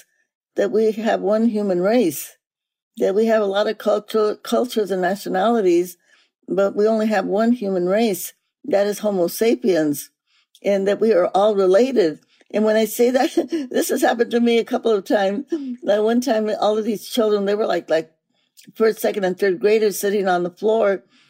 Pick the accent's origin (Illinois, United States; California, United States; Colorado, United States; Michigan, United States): California, United States; Stockton; also born or lived in New Mexico; I grew up in Stockton, California. I was born in New Mexico